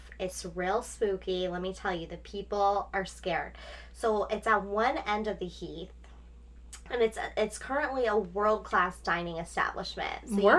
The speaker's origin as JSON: {"language": "English", "town": "Boston", "region": "Massachusetts", "country": "United States", "said": "I'm from Boston."}